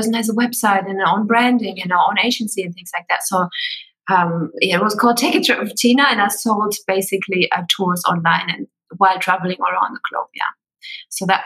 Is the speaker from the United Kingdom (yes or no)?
no; Germany; moved away as an adult; also born or lived in Sydney, Australia; I'm originally from Germany.